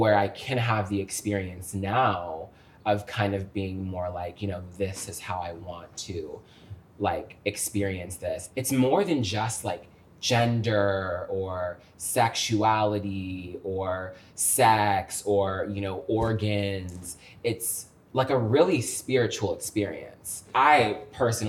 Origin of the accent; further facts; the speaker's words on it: Fairfax, Virginia, United States; I was born in Fairfax, Virginia